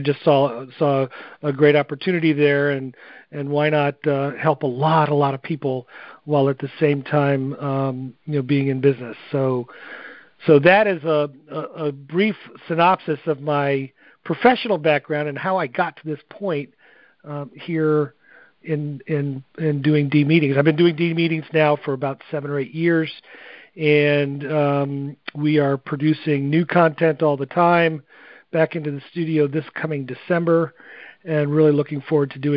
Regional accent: New England, United States; now in Jacksonville, United States; I am from Jacksonville, Florida. Originally grew up in New England

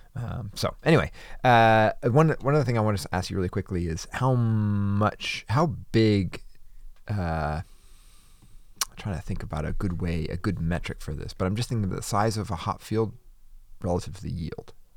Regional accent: Wisconsin, United States; I grew up in Wisconsin

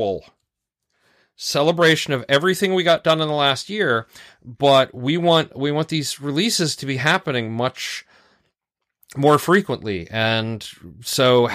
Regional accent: Raleigh, North Carolina, United States; I grew up in Raleigh when there were only two Krispy Kremes

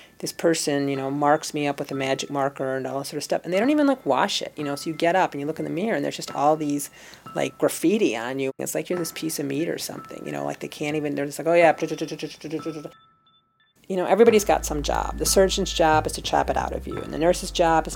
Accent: Ann Arbor, Michigan, United States; moved away; also born or lived in Madison, Wisconsin / Berkeley, California; I grew up in Ann Arbor, Michigan

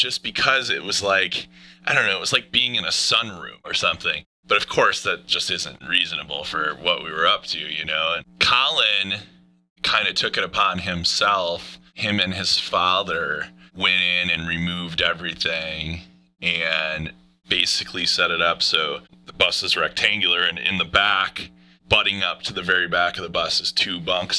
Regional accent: Wisconsin, United States; We're from Wisconsin

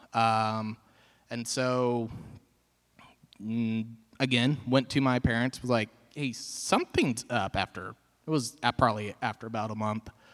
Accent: Marshfield, Missouri, United States; I am from Marshfield, grew up in this area.

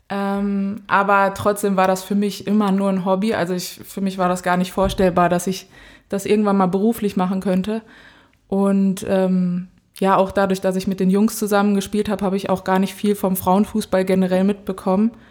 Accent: Dortmund, North Rhine-Westphalia, Germany; moved away as an adult; also born or lived in Cologne; now in Potsdam, Germany; ich bin 23 Jahre alt, ich komme aus Dortmund

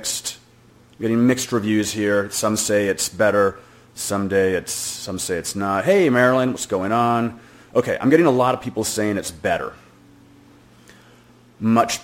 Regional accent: Boston, Massachusetts, United States; I'm from Boston too

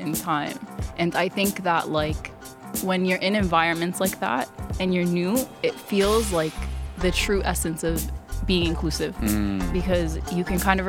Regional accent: Toronto, Ontario, Canada; English is a second language; also born or lived in Sudan; I grew up in Toronto. My family moved to Canada in 1998

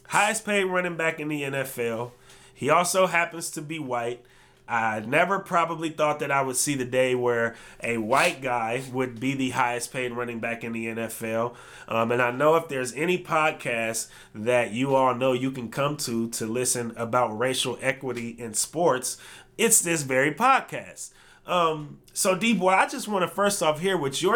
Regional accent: Berkeley, California, United States; I was born in Berkeley

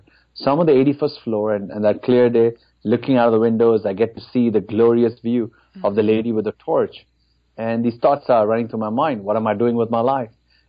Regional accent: India; moved away as an adult; now in Dallas, United States; I grew up in India. In fact, spent most of my life in that country. So I moved to America in February of 2001.

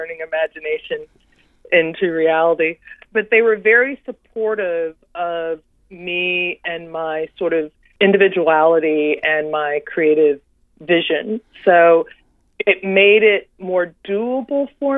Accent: Washington, District of Columbia, United States; I was born and raised in Washington, D.C.

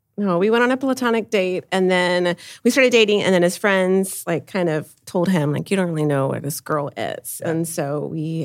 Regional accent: San Antonio, Texas, United States; I was born and raised in San Antonio

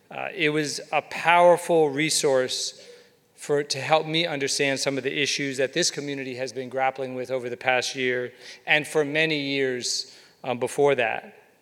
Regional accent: Atlanta, Georgia, United States; When I was a child growing up in Atlanta, one of the things I found most outrageous

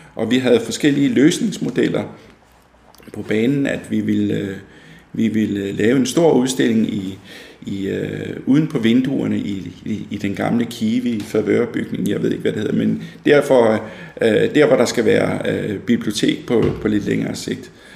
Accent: Fredensborg, Capital Region of Denmark, Denmark; moved away as an adult; now in Hillerød, Denmark; jeg er født og opvokset i Fredensborg

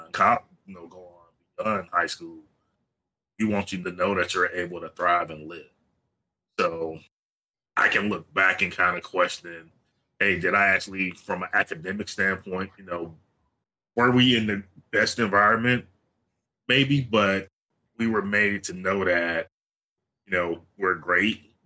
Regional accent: South Georgia, United States; I'm originally from South Georgia

